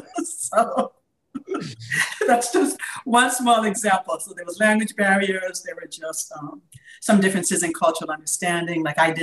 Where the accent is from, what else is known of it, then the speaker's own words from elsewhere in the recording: East Coast, United States; moved away as an adult; also born or lived in Midwest; I grew up on the East Coast for the most part.